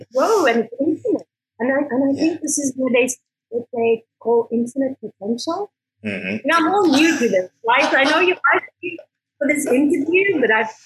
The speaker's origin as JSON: {"language": "English", "country": "South Africa", "tie": "born or raised there", "moved": "as an adult", "lives_now": "Barcelona, Spain", "said": "I was born in South Africa. I grew up in South Africa."}